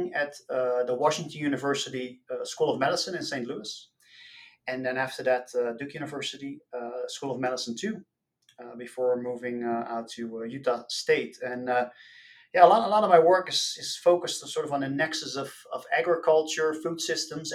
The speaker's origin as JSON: {"language": "English", "area": "outside Rotterdam", "region": "South Holland", "country": "Netherlands", "tie": "born or raised there", "moved": "as an adult", "said": "Born and raised in the Netherlands. I grew up outside of Rotterdam, which is a major port city"}